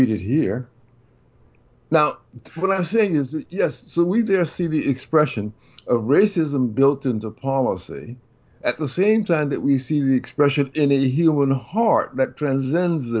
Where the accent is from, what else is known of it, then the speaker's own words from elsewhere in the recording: the South, United States; When I was a very young child growing up in the South